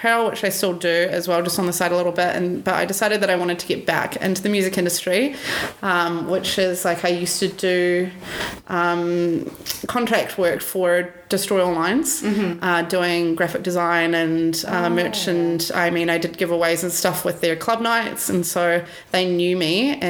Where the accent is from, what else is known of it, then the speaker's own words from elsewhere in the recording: New Zealand; moved away as an adult; also born or lived in United States; now in Australia; I grew up in New Zealand